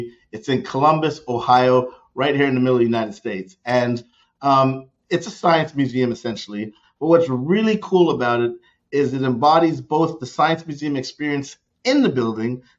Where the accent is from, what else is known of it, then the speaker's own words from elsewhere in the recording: Canada; moved away; growing up in Canada, I learned to ski